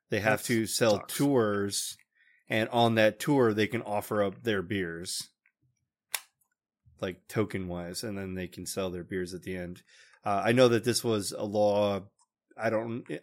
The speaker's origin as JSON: {"language": "English", "town": "Noblesville", "region": "Indiana", "country": "United States", "said": "I think my Twitter it tells you I'm from Noblesville."}